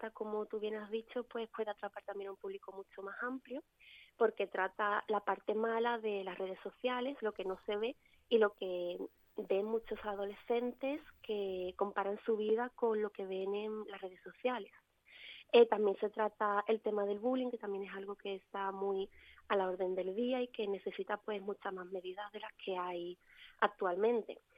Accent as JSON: {"language": "Spanish", "town": "Cádiz", "region": "Andalusia", "country": "Spain"}